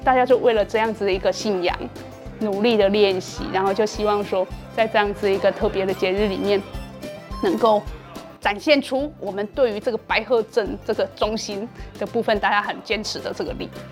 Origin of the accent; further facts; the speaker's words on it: Shulin Village, Qigu District, Tainan, Taiwan; 我们树林里是白鹤镇的发源地